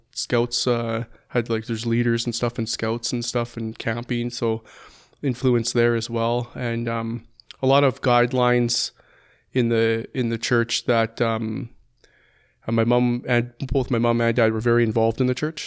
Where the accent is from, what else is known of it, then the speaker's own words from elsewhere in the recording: Calgary, Alberta, Canada; also born or lived in Langdon; I was born and raised in Calgary, lived there for the first fifteen years, then moved to Langdon